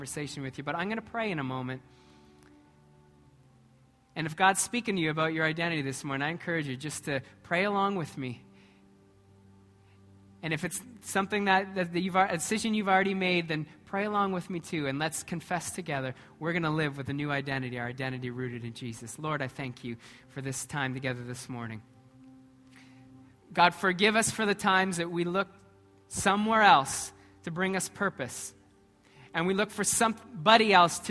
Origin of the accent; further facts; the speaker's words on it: Canada; I'm Canadian, but I'm a Christ follower